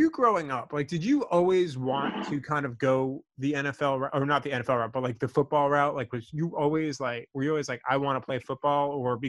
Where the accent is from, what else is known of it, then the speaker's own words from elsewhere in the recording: Long Island, New York, United States; so I grew up on Long Island.